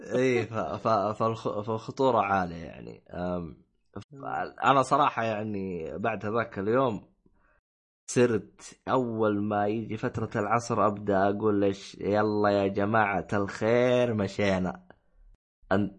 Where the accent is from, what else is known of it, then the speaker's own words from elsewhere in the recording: Medina, Medina Province, Saudi Arabia; انا جاي من الشمال انا جاي من المدينه المنوره